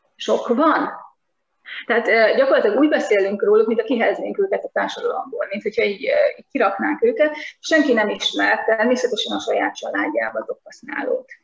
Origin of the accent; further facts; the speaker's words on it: Nyíregyháza, Szabolcs-Szatmár-Bereg, Hungary; én a középiskolás éveimet Nyíregyházán töltöttem, és ott a Simpsonok két személyesre voltak beállítva kapásból, tehát, és az utcán nőttünk föl